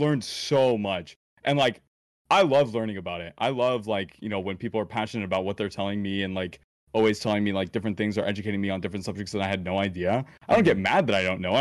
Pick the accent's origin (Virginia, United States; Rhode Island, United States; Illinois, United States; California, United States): Illinois, United States; around Chicago, the Midwest; I was born right around Chicago, like, the Midwest area